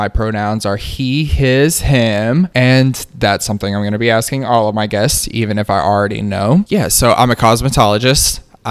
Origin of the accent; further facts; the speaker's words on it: the South, United States; It's, again, still a part of growing up in the South and being a queer person in the South and just finding my way.